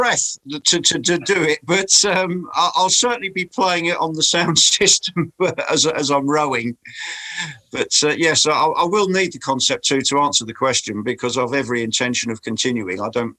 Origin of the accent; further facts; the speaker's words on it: Crawley, South East England, United Kingdom; moved away as an adult; now in East Sussex, United Kingdom; So I live in rural East Sussex. But I do actually come from the town of Crawley, which is where Gatwick Airport is